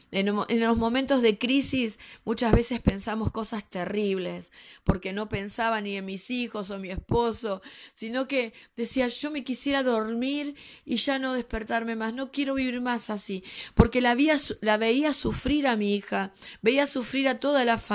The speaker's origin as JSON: {"language": "Spanish", "region": "Buenos Aires", "country": "Argentina", "said": "nosotros somos de Argentina, peor, perdón que no lo, no lo aclaré antes, somos de Argentina, Buenos Aires, quizás por el tono se den cuenta."}